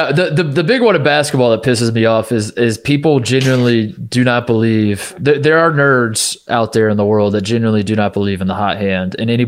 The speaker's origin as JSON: {"language": "English", "region": "Indiana", "country": "United States", "tie": "born or raised there", "also_born_or_lived": "Ohio", "moved": "yes", "said": "I grew up in Indiana."}